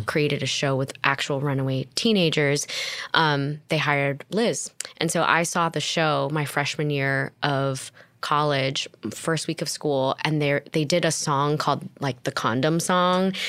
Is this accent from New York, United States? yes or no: no; Torrance, California, United States; I was born in Torrance, California, raised in the South Bay